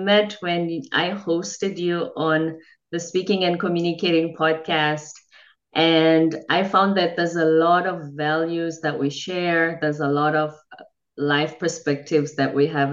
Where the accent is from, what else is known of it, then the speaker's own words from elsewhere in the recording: South Africa; moved away; I'm from the Zulu tribe in South Africa